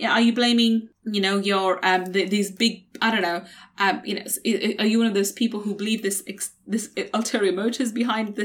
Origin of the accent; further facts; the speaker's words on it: London, United Kingdom; growing up in East London, on a council estate in East London